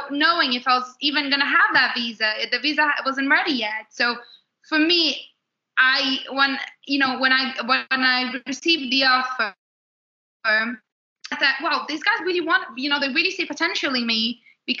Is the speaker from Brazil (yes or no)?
yes; Brazil; English is a second language; moved away as an adult; now in London, United Kingdom; I'm from Brazil